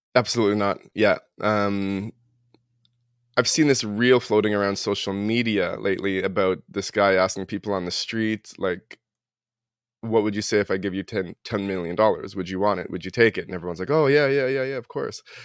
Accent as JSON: {"language": "English", "town": "Toronto", "region": "Ontario", "country": "Canada", "tie": "born or raised there", "moved": "as an adult", "lives_now": "New Brunswick, Canada", "said": "I grew up in Toronto. I live in New Brunswick now"}